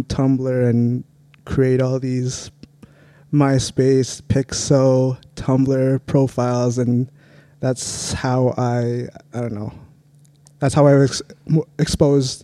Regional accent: Saskatoon, Saskatchewan, Canada; I am born and raised in Saskatoon

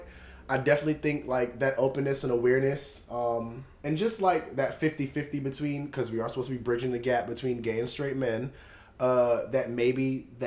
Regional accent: Jamaica; I'm Jamaican.

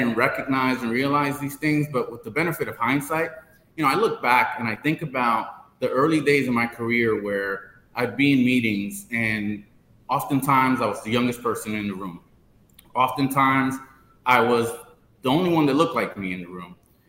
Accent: New York City, New York, United States; So I was born and raised in New York in the Bronx. And as a first generation Dominican American, as a proud Afro-Latino

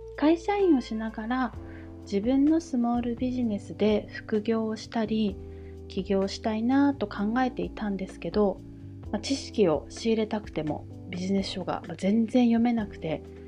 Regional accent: Okinawa, Japan; 沖縄生まれ、沖縄育ち、そして現在も沖縄在住です

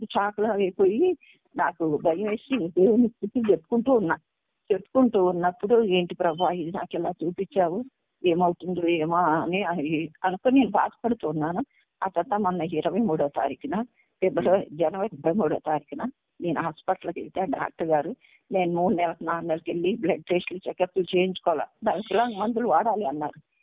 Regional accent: Vijayawada, Andhra Pradesh, India; moved away as an adult; also born or lived in Tenali; నా ఊరు విజయవాడ నేను పుట్టి పెరిగిందంతా విజయవాడ

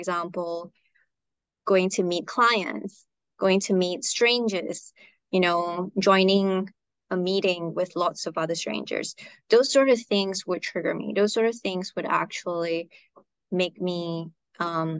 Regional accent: Malaysia; moved away as an adult; also born or lived in Australia; I'm originally from Malaysia, but I went to Australia for uni

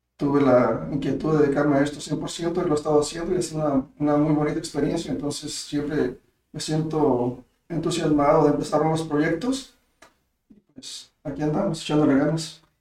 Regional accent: Los Angeles, California, United States; also born or lived in El Zapotillo, Jalpa, Zacatecas, Mexico; now in Jalpa, Mexico; cuando estaba en la prepa, ah, en Los Ángeles, este, recuerdo que antes de esto, este, en la comunidad donde crecí yo, había mucho arte público

